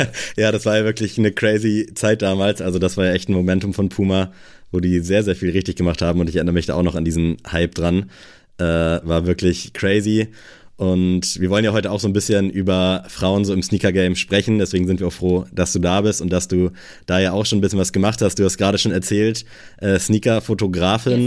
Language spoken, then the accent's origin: German; Buxtehude, Lower Saxony, Germany; moved away; also born or lived in Kiel; ich komme aus Buxtehude